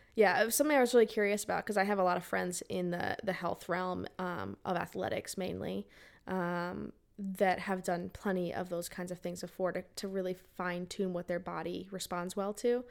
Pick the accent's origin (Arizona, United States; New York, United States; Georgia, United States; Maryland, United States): Arizona, United States; I grew up in Arizona